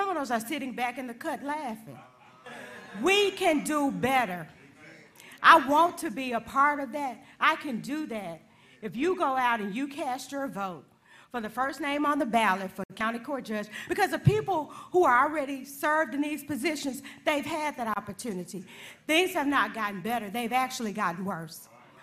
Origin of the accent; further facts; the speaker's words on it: Edwards, Mississippi, United States; I'm from Edwards, Mississippi. That's where I was raised